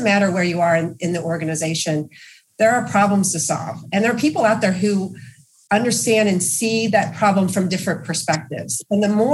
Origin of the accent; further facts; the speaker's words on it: Louisville, Kentucky, United States; I grew up in Louisville, Kentucky, which is our headquarters here for GE Appliances.